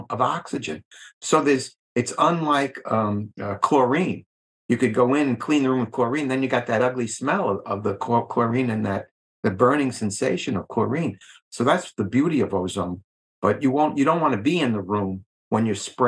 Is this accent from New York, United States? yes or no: yes; Long Island, New York, United States; I grew up on Long Island in New York